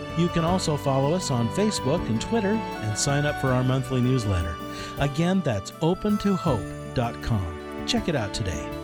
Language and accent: English; New York area, United States; moved away; the New York area, which is where I was born and raised